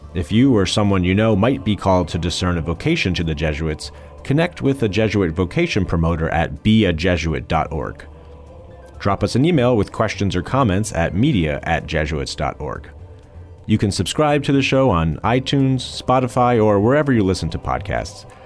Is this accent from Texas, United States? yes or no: no; New Jersey, United States; I'm from Jersey